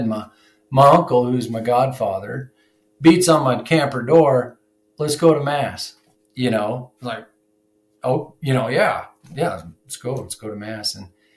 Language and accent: English; Wyoming, United States; also born or lived in Montana; I graduated high school in 1998, and I'm from Wyoming here